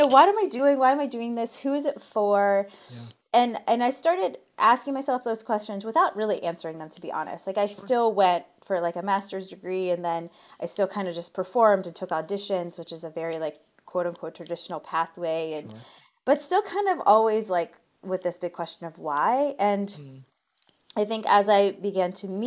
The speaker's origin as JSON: {"language": "English", "region": "Ohio", "country": "United States", "tie": "born or raised there", "said": "I'm from Ohio. So like football and marching band was really big a part of my like growth"}